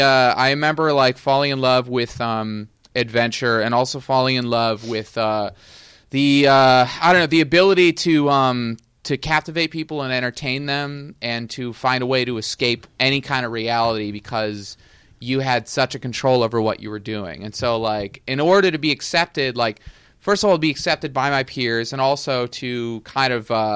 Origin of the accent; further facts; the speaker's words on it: east of Cleveland, Ohio, United States; moved away; I'm from Ohio originally, actually. Ohio. East of Cleveland. I say that I'm from Cleveland when I'm lazy, but I'm not. I was never a city boy. I grew up in the suburbs and rural areas. I'm used to neighborhoods, you know. I didn't live on a farm, but I knew people who did.